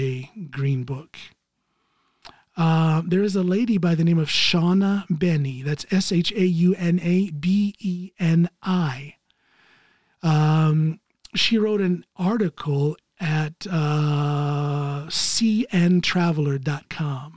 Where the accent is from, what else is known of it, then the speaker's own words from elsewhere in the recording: United States; moved away as an adult; now in Norway; I'm an American citizen living outside of the United States.